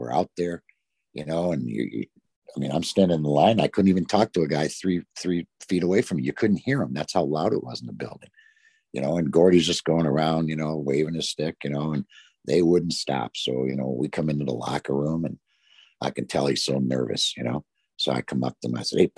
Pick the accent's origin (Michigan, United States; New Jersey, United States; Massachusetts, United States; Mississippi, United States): Michigan, United States; St. Clair Shores; I grew up in St. Clair Shores, east side of Detroit.